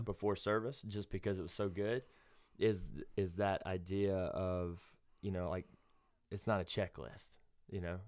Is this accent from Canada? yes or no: no; Alabama, United States; I'm from Alabama, Bible Belt